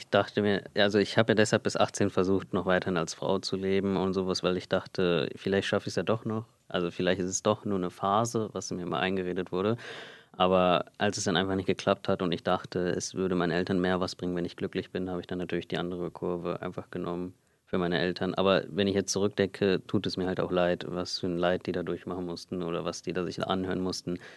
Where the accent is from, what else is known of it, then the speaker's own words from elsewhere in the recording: India; Und ich meinte halt, nein, ich bin Inder.